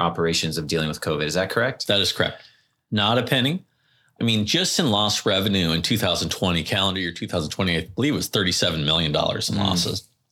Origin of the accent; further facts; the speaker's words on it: California, United States; I'm very Californian. I grew up in a surfing family.